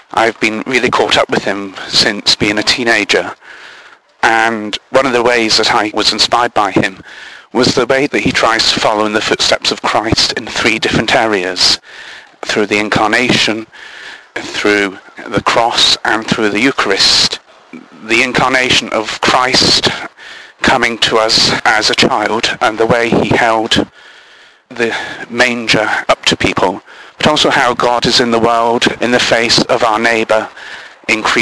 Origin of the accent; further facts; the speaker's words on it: London, United Kingdom; I'm 29 and from London.